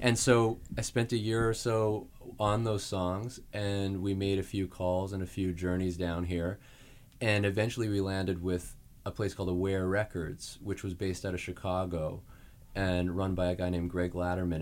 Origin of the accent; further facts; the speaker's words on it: Saskatoon, Saskatchewan, Canada; moved away as an adult; I'm from Saskatoon, Saskatchewan in Canada.